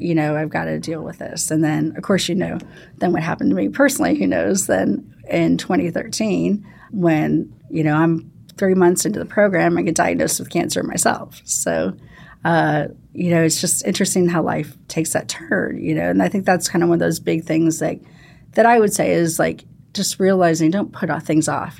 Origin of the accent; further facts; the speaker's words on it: St. Louis, Missouri, United States; moved away; I actually grew up in Saint Louis, uh, Missouri